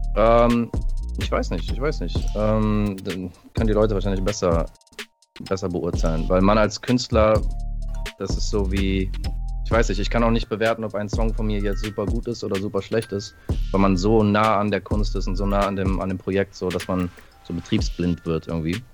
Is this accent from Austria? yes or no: no; California, United States; moved away; ich bin in äh, Kalifornien geboren